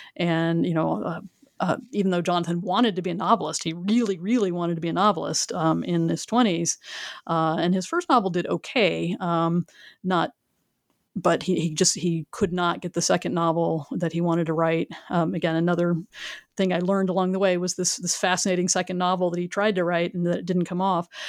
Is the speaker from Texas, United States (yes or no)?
yes; Houston, Texas, United States; moved away as an adult; also born or lived in Northern Alabama / Chapel Hill, North Carolina; I grew up in the Houston area